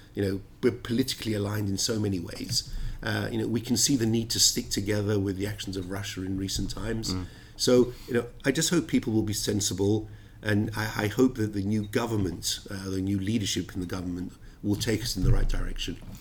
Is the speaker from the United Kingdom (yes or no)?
yes; London, United Kingdom; also born or lived in Cyprus; I was born in Cyprus, uh, I've always been a Londoner, and uh, the United Kingdom is very much my home